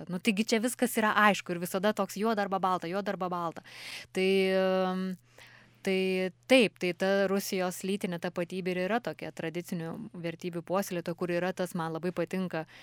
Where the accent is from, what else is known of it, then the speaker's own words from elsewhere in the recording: Lithuania; kaip mes lietuviai apsibrėžėme savo na, tą lytinę tapatybę